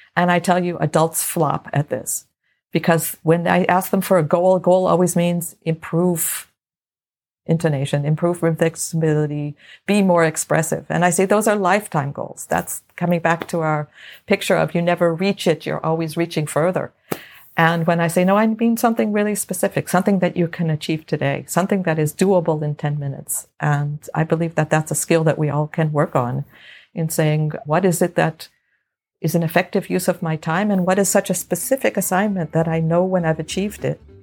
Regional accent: Los Angeles, California, United States; I grew up in Los Angeles

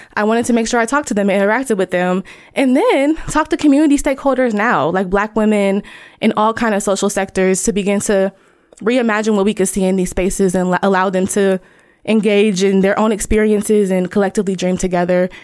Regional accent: Dayton, Ohio, United States; I am from Dayton, Ohio

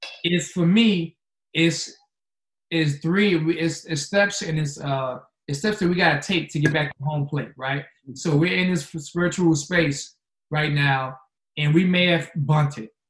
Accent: New York City, New York, United States; now in Charlotte, United States; I'm from Queens, New York. So I grew up in Queens

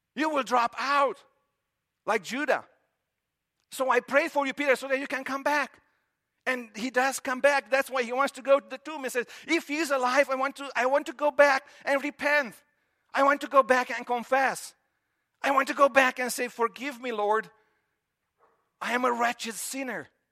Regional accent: Romania; moved away as an adult; I grew up in Romania, and in Romania, we grew up with this idea, and that's how I was through middle school and, you know, elementary and high school.

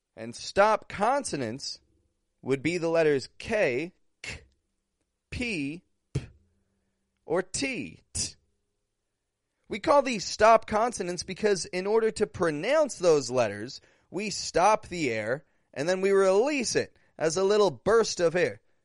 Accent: Toronto, Ontario, Canada; also born or lived in Mexico; I'm from Toronto, Canada

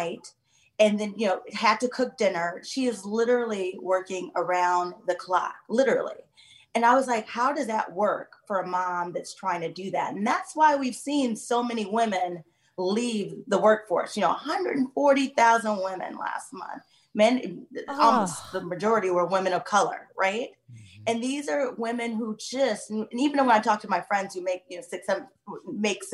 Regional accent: Midwest, United States; I was raised in the Midwest

